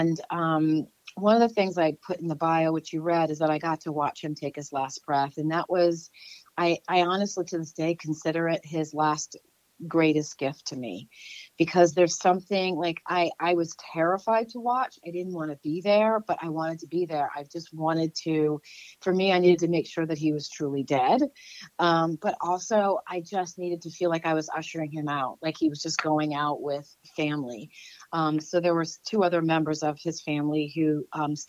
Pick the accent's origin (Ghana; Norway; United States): United States; Westport, Connecticut; also born or lived in New York City, New York; now in Los Angeles, United States; I grew up in Westport, Connecticut, which is a suburb of New York City